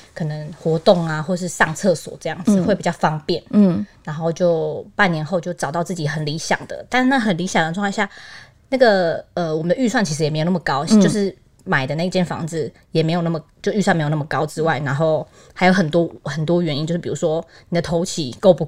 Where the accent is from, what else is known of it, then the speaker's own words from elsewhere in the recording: Taipei, Taiwan; moved away as an adult; now in Zhongli, Taiwan; 其实一开始我们本来是台北人，嗯、然后我们就想说起呃早点嘛，那点的话就是房租都非常非常贵。嗯、后来就是往南找，就往到中坜这边来找。